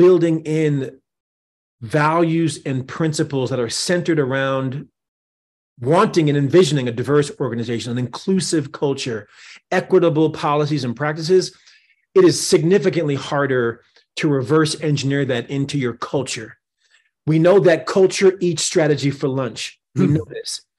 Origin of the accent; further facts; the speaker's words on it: New Jersey, United States; here in my home state of New Jersey